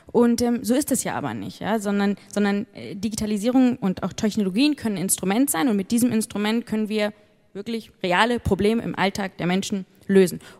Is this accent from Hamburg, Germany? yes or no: yes; Hamburg, Germany; moved away as an adult; now in United Kingdom; Und da ich selbst Deutsche bin, ich komme ursprünglich aus Hamburg, ähm, liegt es mir besonders am Herzen